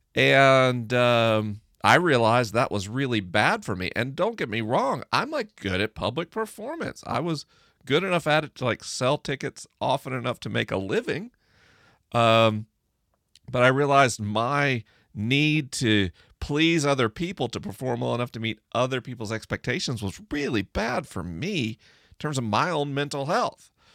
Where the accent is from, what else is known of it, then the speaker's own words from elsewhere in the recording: the rural South, United States; I grew up in the rural South